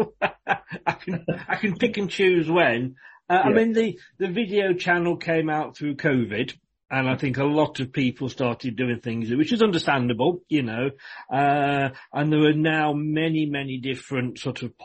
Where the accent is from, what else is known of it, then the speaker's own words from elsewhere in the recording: Leicester, East Midlands, United Kingdom; moved away as an adult; now in Bournemouth, United Kingdom; I'm born and bred in Leicester